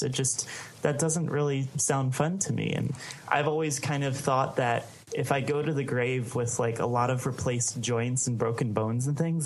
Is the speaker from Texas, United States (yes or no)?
no; Baltimore, Maryland, United States; I grew up in Baltimore, Maryland